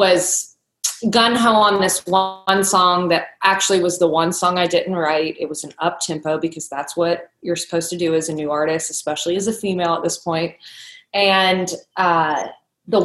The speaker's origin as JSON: {"language": "English", "region": "Kentucky", "country": "United States", "tie": "born or raised there", "said": "When I was growing up in Kentucky"}